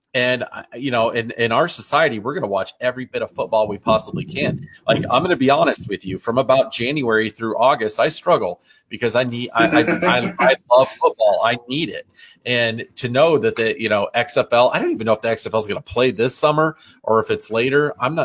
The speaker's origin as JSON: {"language": "English", "town": "Des Moines", "region": "Iowa", "country": "United States", "tie": "born or raised there", "said": "I grew up in Des Moines"}